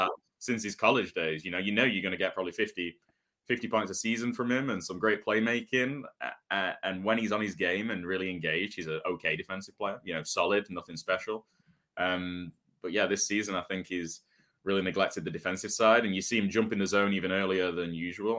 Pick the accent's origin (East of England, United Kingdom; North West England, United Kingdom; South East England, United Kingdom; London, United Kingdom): North West England, United Kingdom; Manchester; growing up in Manchester, we have, we had a hockey, hockey arena